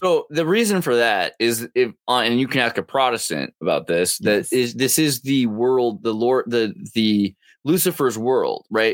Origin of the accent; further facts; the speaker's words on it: California, United States; as a Californian